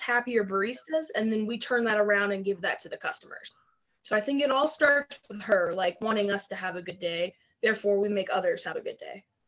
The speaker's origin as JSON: {"language": "English", "town": "Barberton", "region": "Ohio", "country": "United States", "tie": "born or raised there", "moved": "yes", "said": "I'm originally from a little town called Barberton, Ohio. It's up in the Akron area of Ohio."}